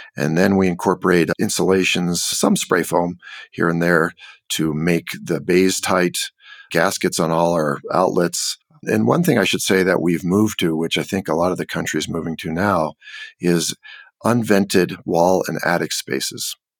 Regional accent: California, United States; also born or lived in Mexico; now in Santa Fe, United States; I grew up in California

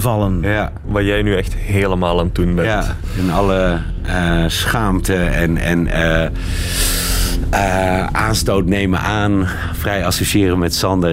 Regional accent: Belgium; Zo zijn wij Belgen

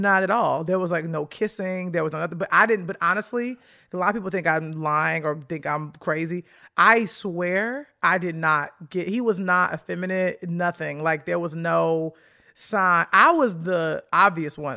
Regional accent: Chicago, Illinois, United States; moved away; I grew up on the south side of Chicago

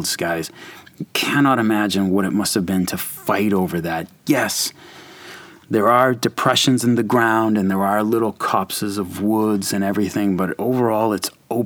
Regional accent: United States; my hometown here in the U.S.

